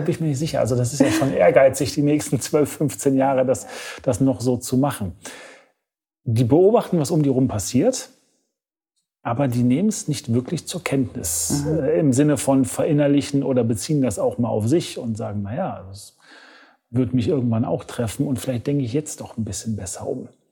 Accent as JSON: {"language": "German", "country": "Germany", "said": "als Deutscher"}